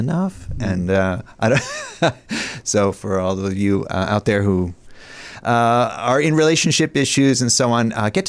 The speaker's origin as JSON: {"language": "English", "town": "Ithaca", "region": "New York", "country": "United States", "tie": "born or raised there", "also_born_or_lived": "Philadelphia", "said": "I grew up in upstate New York, in Ithaca, New York."}